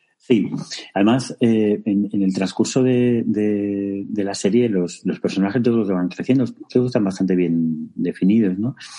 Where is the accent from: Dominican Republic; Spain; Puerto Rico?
Spain; Extremadura; activista LGBT y extremeño